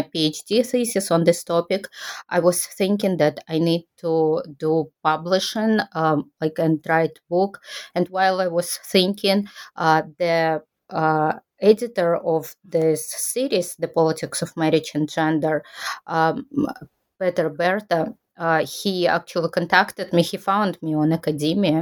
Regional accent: Kazakhstan; moved away as an adult; now in Japan; I'm originally from Kazakhstan, and I studied Japanese language when I was there for my undergraduate degree.

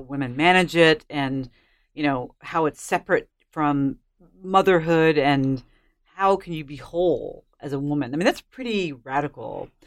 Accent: United States; I'm an American

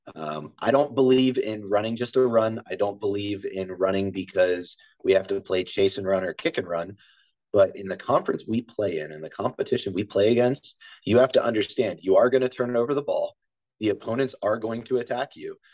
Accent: Harford County, Maryland, United States; moved away; also born or lived in West Virginia; I'm actually from Maryland, um, Harford County, Maryland. I'm about 45 minutes east of Baltimore County

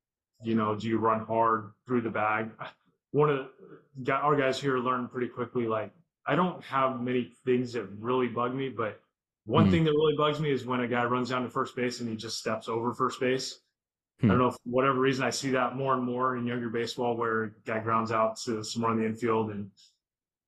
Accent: Southern California, United States; Growing up in SoCal

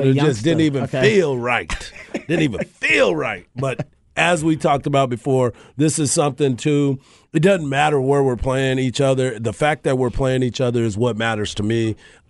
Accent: Southwest, United States; So it was really cool for me to watch Arkansas and Texas have this rivalry. I grew up in the Southwest Conference.

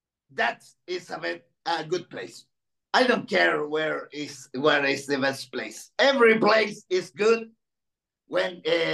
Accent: Chile; English is a second language; I've been in England, Spain, Colombia, and right now in Mexico. And Chile. because I'm from Chile.

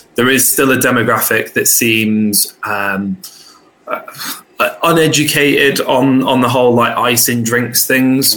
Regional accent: Luton, East of England, United Kingdom; originally I was born in Luton, so I come from a very working class background

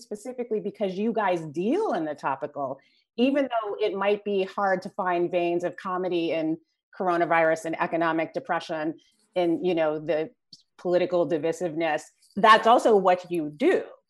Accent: Los Angeles, California, United States; I am from South Central LA. I'm born and raised here.

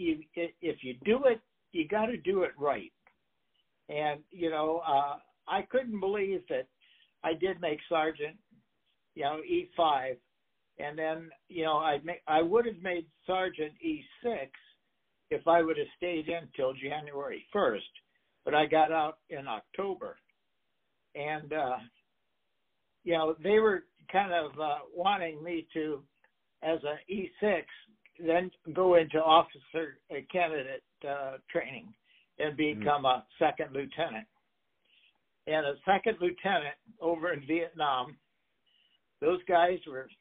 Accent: Bradley / Glenview, Illinois, United States; moved away as an adult; we moved up from Bradley to Glenview, Illinois.

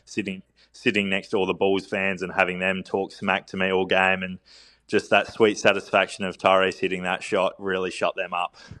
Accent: Adelaide, South Australia, Australia; Just played in the NBL with my hometown team, the Adelaide 36ers.

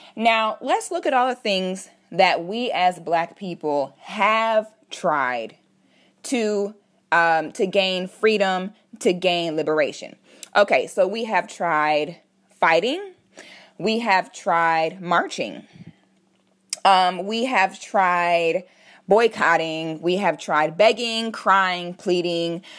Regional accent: Orlando, Florida, United States; also born or lived in Philadelphia, Pennsylvania; We moved to Florida when I was about eight or nine years old, and I've been here ever since

